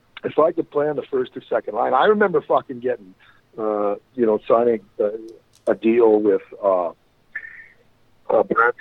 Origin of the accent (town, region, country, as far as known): Brooks, Alberta, Canada